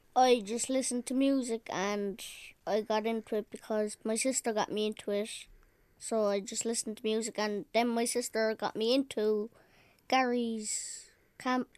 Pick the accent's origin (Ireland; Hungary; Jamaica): Ireland; Cork, Munster; Fourteen, and I'm from Fair Marie.